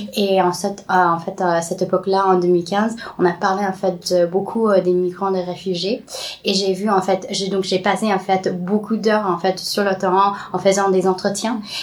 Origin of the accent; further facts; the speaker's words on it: California, United States; French is a second language; moved away as an adult; now in Paris, France; je grandis au Californie.